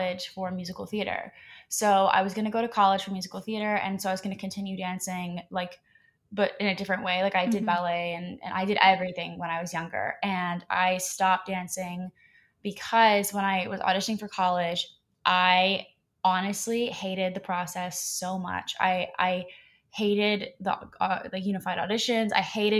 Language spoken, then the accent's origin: English; Columbus, Ohio, United States; now in Los Angeles, United States; I'm originally from Columbus, Ohio